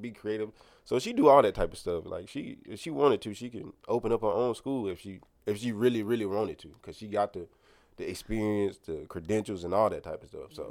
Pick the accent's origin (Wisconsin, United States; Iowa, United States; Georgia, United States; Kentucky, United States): Georgia, United States; Clayton County; also born or lived in Grenada, Mississippi / Oxford, Mississippi (University of Mississippi); went to Lovejoy in Clayton County. That's where we grew up at.